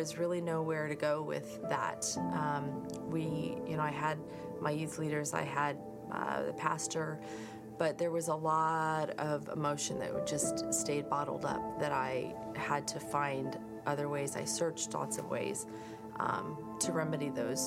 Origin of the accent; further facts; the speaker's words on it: Lakewood, United States; our old pastors from growing up in Lakewood